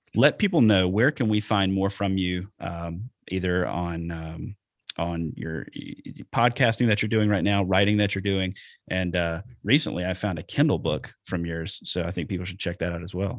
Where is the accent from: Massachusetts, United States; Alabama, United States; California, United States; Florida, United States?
Alabama, United States; now in Wisconsin, United States; I'm from Alabama, and that's what we did down there